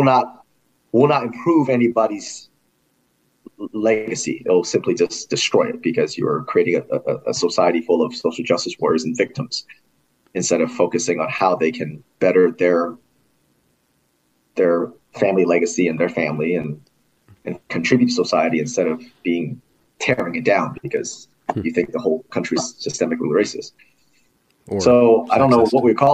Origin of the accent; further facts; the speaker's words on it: California, United States; moved away as an adult; also born or lived in New York; now in Indiana, United States; I was actually born and raised in California